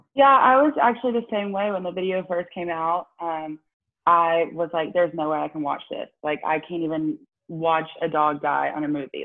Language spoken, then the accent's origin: English; Tuscaloosa, Alabama, United States; growing up in Tuscaloosa